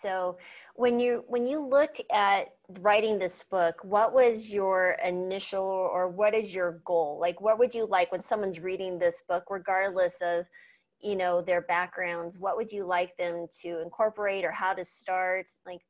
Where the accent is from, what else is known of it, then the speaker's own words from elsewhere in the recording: Southwest, United States; I grew up in the Southwest, and so we didn't have a lot of money, so we grew a lot of our own foods.